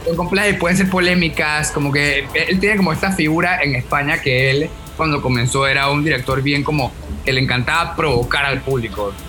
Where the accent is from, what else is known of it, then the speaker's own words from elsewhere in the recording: Panama; Le dije que de Panamá